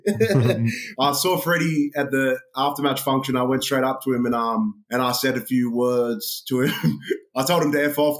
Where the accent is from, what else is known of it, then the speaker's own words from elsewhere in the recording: Melbourne, Victoria, Australia; moved away as an adult; now in Glasgow, United Kingdom; when I was growing up in Australia